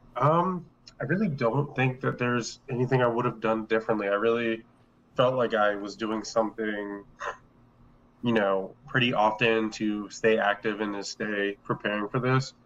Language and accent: English; Delaware, United States; we're all from Delaware